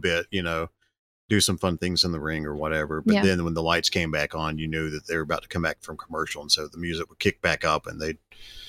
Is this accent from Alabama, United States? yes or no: yes; Geneva, Alabama, United States; But we had to go to my hometown of Geneva, Alabama for over the weekend.